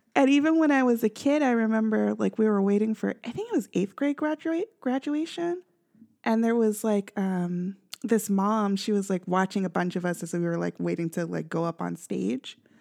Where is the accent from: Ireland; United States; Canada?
United States; Kansas City, Missouri; now in Southern California, United States